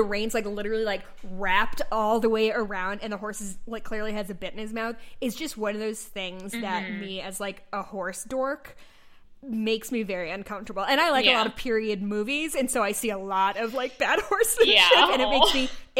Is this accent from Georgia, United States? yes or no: yes; Georgia, United States; We're from Georgia.